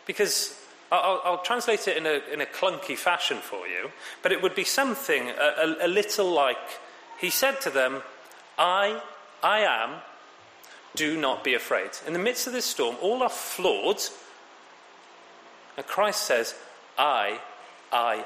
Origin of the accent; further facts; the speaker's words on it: Wales, United Kingdom; being a Welshman travelling into London